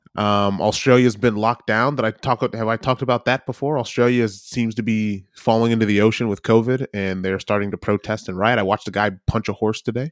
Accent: United States; now in New Zealand; as an American citizen

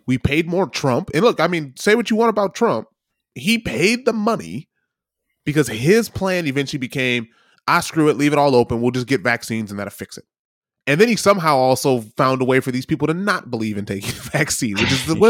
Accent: United States; now in New Zealand; as an American citizen

